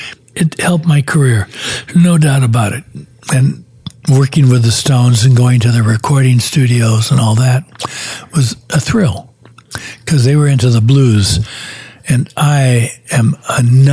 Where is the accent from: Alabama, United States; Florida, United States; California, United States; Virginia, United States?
California, United States; Beverly Hills; now in Ojai, United States; I grew up in Beverly Hills.